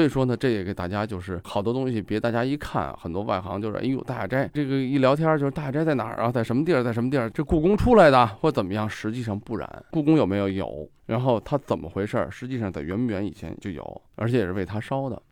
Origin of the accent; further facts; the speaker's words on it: Guangdong, China; 我们老家那时候广东嘛